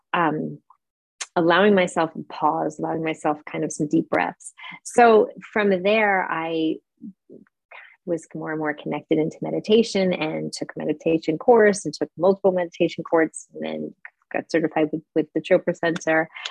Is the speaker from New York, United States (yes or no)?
yes; New York, United States; moved away as an adult; also born or lived in San Francisco, California / Charlotte, North Carolina; now in Frankfurt, Germany; I live in Frankfurt, Germany. I'm originally from New York